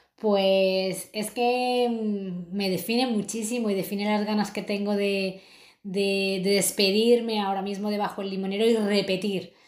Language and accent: Spanish; Madrid, Community of Madrid, Spain; moved away as an adult; now in Lisbon, Portugal; yo soy de Madrid, he crecido ahí